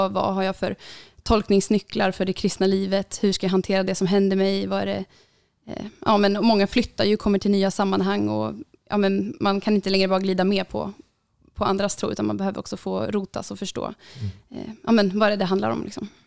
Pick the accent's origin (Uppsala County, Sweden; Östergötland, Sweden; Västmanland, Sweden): Uppsala County, Sweden; Uppsala; jag kommer ju här Uppsala